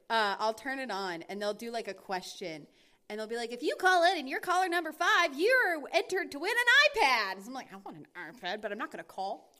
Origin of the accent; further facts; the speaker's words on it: North Carolina and Georgia, the South, United States; I am from North Carolina and Georgia, and most of my family, the vast majority of my family is from the South